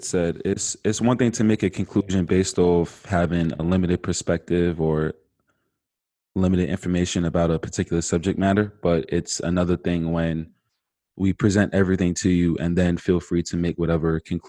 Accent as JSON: {"language": "English", "town": "Farmingdale", "region": "New York", "country": "United States", "said": "I'm a 24-year-old Black male from Farmingdale, New York."}